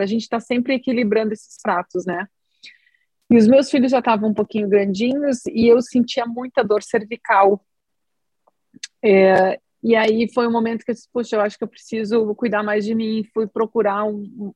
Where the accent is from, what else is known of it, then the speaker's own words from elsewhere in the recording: Rio Grande do Sul, Brazil; eu sou aqui do Rio Grande do Sul, fiz toda a minha formação como médica aqui no Sul também, em Porto Alegre